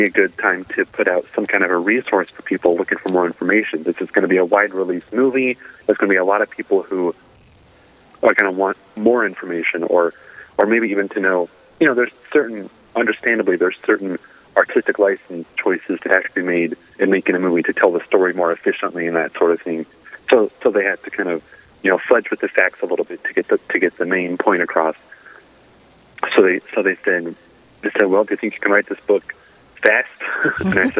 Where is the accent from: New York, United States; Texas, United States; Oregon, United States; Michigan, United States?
Oregon, United States; moved away as an adult; now in Oklahoma, United States; I'm a native Oregonian, but a recent transplant to Oklahoma.